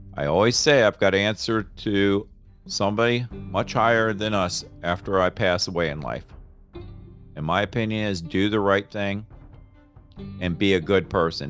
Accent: Florida, United States; now in Raleigh, United States; I grew up in Florida

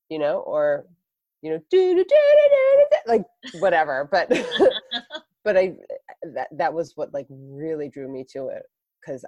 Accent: Hartford, Connecticut, United States; I grew up in the Hartford area

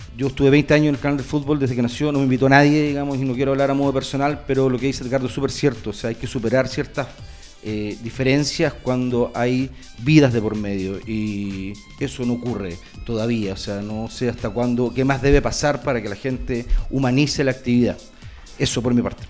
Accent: Valparaíso, Chile; yo soy de región de Valparaíso

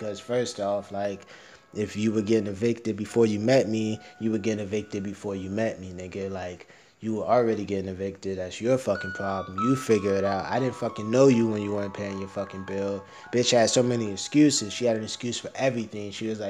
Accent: United States; I'm American

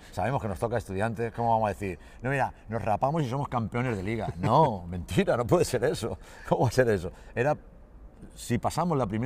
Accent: Castilla-La Mancha, Spain; moved away; also born or lived in Manresa / Gijón; yo soy manchego, eh, soy manchego y me adapté rápidamente y no, viví muy bien y yo siempre lo digo, yo viví en el core de la Cataluña Central

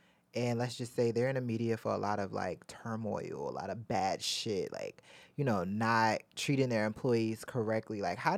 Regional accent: Baltimore, Maryland, United States; If Baltimore. Baltimore. Yeah. I'm from Baltimore.

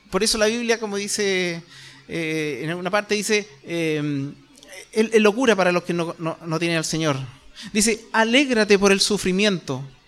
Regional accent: Chile; nosotros como chilenos

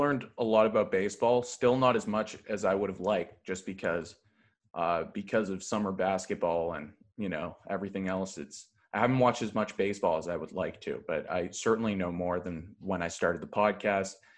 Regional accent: Thornhill, Ontario, Canada; I am from Thornhill. Uh, it's between Vaughn and Markham.

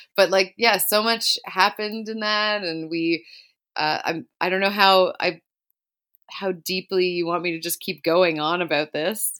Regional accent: Brampton, Ontario, Canada; also born or lived in Toronto; now in Caledon, Canada; I grew up in Brampton, Ontario, and lived there basically my whole life

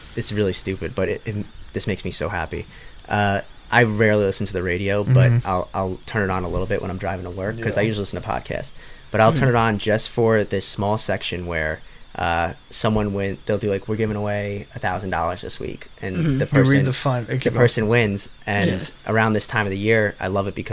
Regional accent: United States; We grew up in America

